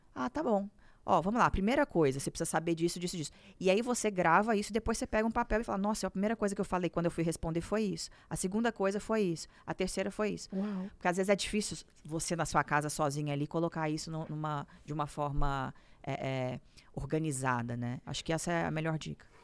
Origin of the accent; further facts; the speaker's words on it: Minas Gerais, Brazil; moved away as an adult; now in São Paulo, Brazil; me casei, vim para São Paulo, porque eu sou de Minas Gerais